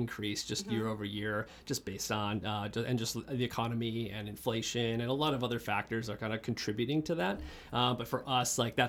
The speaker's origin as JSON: {"language": "English", "town": "Bloomington", "region": "Minnesota", "country": "United States", "tie": "born or raised there", "moved": "yes", "said": "I had the fortune of growing up in a great community called Bloomington. So it's a suburb of Minneapolis."}